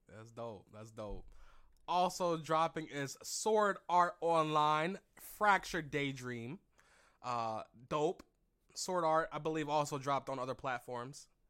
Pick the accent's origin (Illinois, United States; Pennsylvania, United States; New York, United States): Pennsylvania, United States; Philadelphia; Philly, my hometown